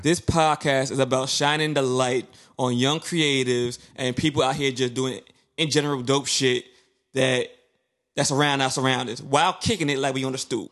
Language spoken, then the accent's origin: English; New York City, New York, United States; I'm from Brooklyn, but nine times out of ten, when I growing up, I didn't leave the neighborhood